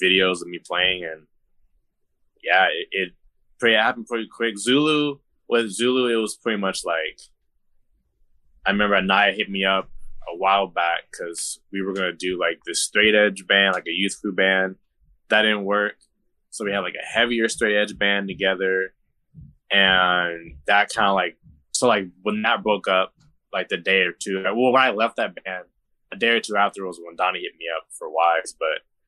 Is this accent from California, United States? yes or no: yes; Lake Elsinore, California, United States; I'm from the Inland Empire, like Lake Elsinore, Riverside County